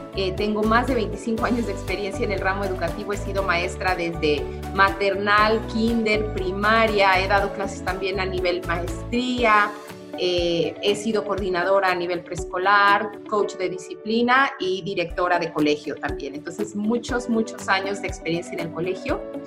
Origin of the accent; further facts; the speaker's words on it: Cuernavaca, Morelos, Mexico; aquí en Cuernavaca, de donde yo soy